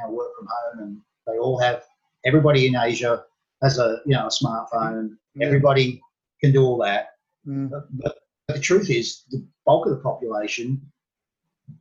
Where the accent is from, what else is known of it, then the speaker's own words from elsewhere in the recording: Sydney, New South Wales, Australia; also born or lived in Bangkok, Thailand; now in Thailand; my hometown, Sydney